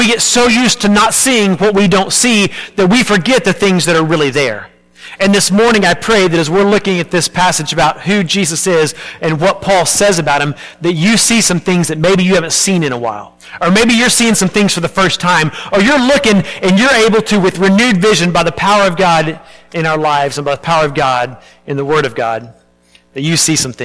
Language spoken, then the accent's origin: English; Arlington, Texas, United States; I grew up in Arlington, Texas